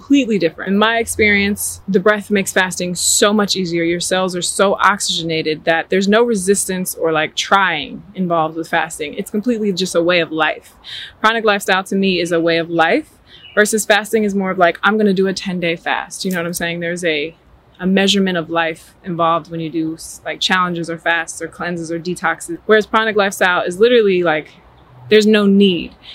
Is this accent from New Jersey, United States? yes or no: yes; New Jersey, United States; now in Atlanta, United States; I'm originally born and raised in New Jersey. I now currently live in Atlanta, Georgia.